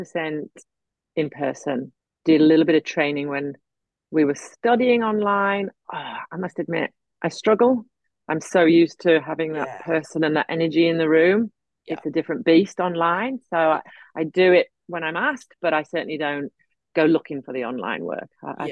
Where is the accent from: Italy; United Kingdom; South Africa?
United Kingdom; Yorkshire and the Humber; accent: generic English; now in Queensland, Australia; more English than I do Yorkshire because my mum was very strict against us talking like e-bag-um, you know, we're from Yorkshire. So she was like, no, darling, it's the Queen's English. So even though I lived in North Yorkshire most of my life, I sound more generically English.